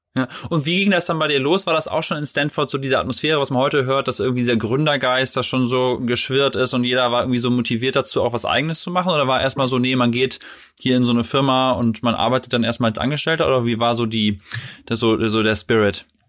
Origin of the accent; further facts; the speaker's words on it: Vechta, Lower Saxony, Germany; dann bin ich in Fechter groß geworden, das ist sozusagen ah, ja. zwischen Bremen und Osnabrück